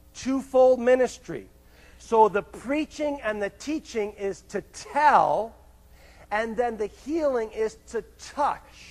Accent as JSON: {"language": "English", "town": "Greenwich", "region": "Connecticut", "country": "United States", "tie": "born or raised there", "said": "I grew up in Connecticut, actually in a place called Greenwich, Connecticut"}